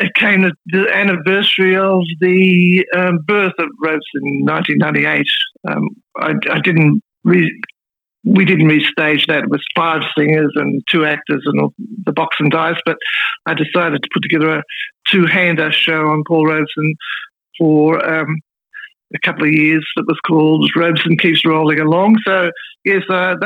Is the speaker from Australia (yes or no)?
yes; Melbourne, Victoria, Australia; moved away as an adult; also born or lived in Sydney / Brisbane / East Gippsland; Up Melbourne, and I'm back in Melbourne. I was, my first 3 decades of my life were based in Melbourne